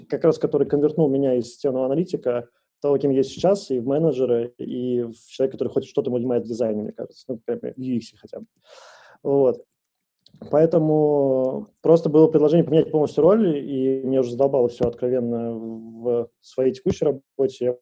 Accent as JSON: {"language": "Russian", "region": "Moscow", "country": "Russia", "said": "я из Москвы"}